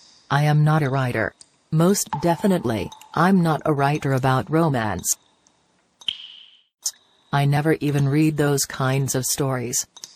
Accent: Arvada, Colorado, United States; I worked for 35 years at a bank in my hometown, Arvada.

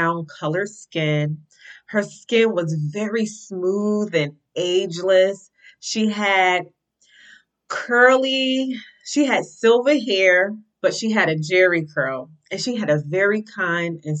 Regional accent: East Orange, New Jersey, United States; East Orange, my hometown

